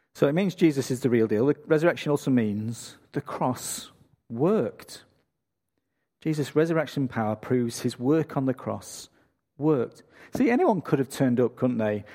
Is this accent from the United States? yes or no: no; England, United Kingdom; moved away as an adult; now in Australia; I'm from England